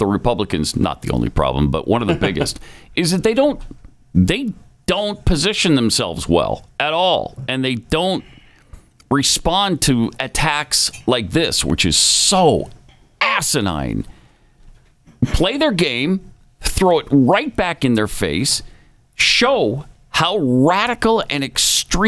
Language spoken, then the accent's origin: English; Helena, Montana, United States; moved away; Back on the mean streets of Helena, when I was growing up in my hometown, there was a radio station